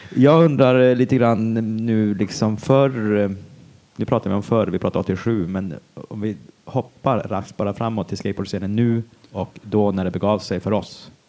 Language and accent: Swedish; Norrbotten County, Sweden; jag är från Norrbotten